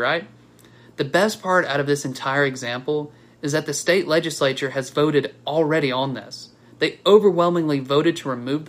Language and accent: English; Alabama, United States; Growing up in Alabama